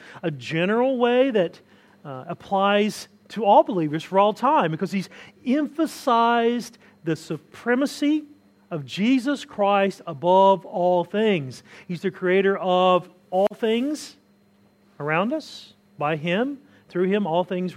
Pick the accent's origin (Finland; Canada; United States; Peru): United States; Southern U.S.; I can always identify myself as a Southerner if I want to. Southern U.S., we identify ourselves as a specific group